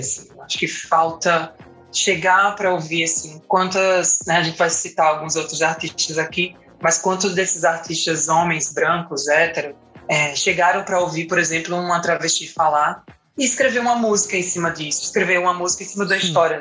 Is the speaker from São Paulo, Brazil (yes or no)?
no; Paraíba, Brazil; now in Recife, Brazil; sou paraibana, mas moro em Recife